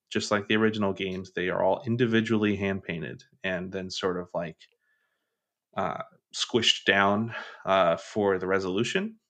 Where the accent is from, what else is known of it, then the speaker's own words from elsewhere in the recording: Kentucky, United States; I'm from Kentucky, so, uh, e, even though I don't have, like, a huge accent